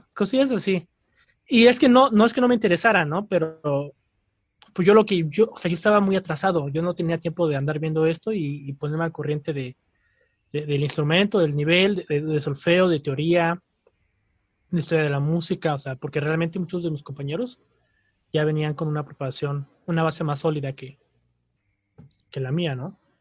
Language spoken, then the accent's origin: Spanish; Querétaro, Mexico; also born or lived in Mexico City; soy de la Ciudad de México, pero muy joven, muy niño, eh, nos mudamos a Querétaro